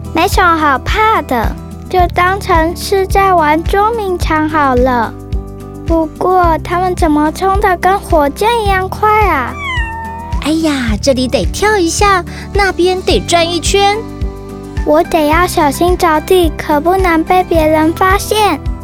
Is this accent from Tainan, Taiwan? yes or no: yes; Tainan, Taiwan; 我来自台南